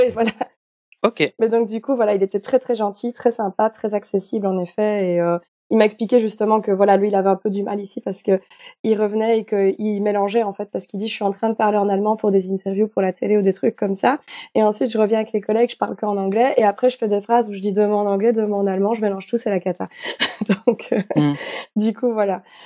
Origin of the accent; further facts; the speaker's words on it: Belgium; ici en Belgique, parfois, on me parle en allemand. Et j'ai beau parler en français avec ma famille